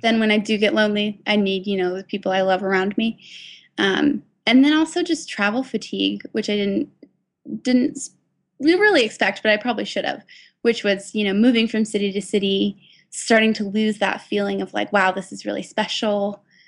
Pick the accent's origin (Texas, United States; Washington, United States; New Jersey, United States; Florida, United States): Washington, United States; Seattle; I'm from Seattle, uh, so I went to the University of Washington